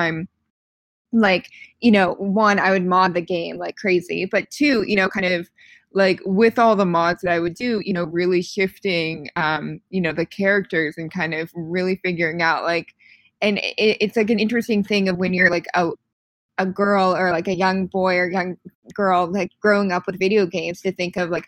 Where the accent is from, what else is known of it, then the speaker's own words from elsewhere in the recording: Pittsburgh, Pennsylvania, United States; moved away; I'm originally from Pittsburgh.